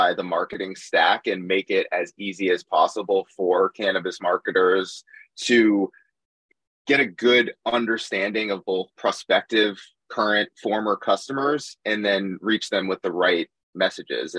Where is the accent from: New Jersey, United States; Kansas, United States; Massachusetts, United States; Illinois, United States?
Massachusetts, United States; Boston; moved away as an adult; now in New York, United States; I grew up in Boston, so I'm a big Boston sports fan still